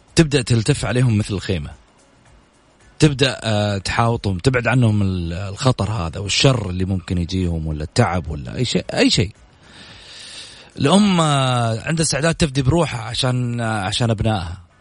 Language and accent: Arabic; Saudi Arabia; اني سعودي